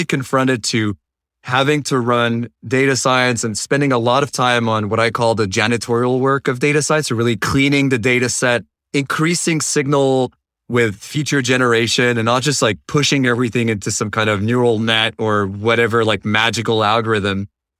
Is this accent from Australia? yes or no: no; France; moved away as an adult; now in United States; And fortunately enough, I was able to find a job in the US because I come originally from France.